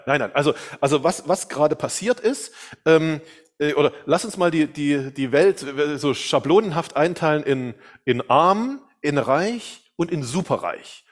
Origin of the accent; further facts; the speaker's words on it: eastern Germany, Germany; also ich komme aus Deutschland, aus dem Osten Deutschlands und dann gab es die Wende. Zur Wende war ich 16 Jahre alt